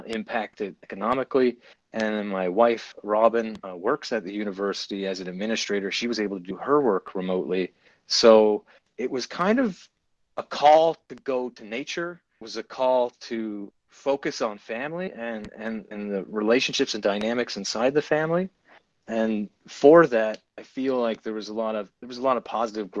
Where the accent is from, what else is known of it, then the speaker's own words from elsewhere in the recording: Gander, Newfoundland and Labrador, Canada; moved away as an adult; now in Antigonish, Canada; I came here from Gander, Newfoundland, another small town, my hometown where I was born and raised, to go to university